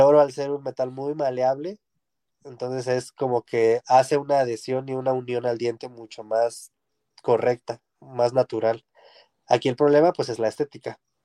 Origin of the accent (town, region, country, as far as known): Mexico